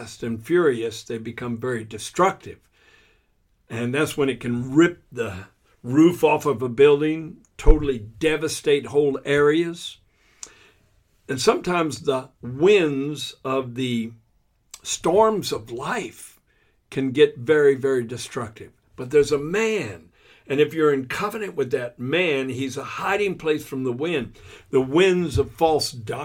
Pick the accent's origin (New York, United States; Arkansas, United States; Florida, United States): Florida, United States; moved away as an adult; I grew up in Florida from about the age of 11 to the age of 19.